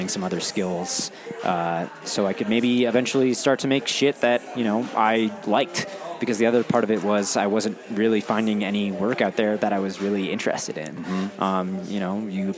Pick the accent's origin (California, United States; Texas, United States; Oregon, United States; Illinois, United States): California, United States; San Francisco; moved away as an adult; now in New York, United States; I'm from San Francisco